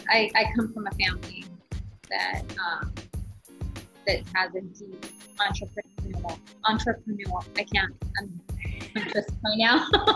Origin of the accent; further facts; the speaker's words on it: Los Angeles, California, United States; I'm from